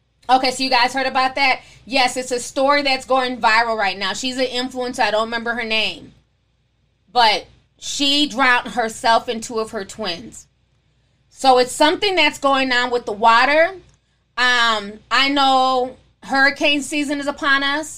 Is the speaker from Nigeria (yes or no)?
yes; Nigeria; being Nigerian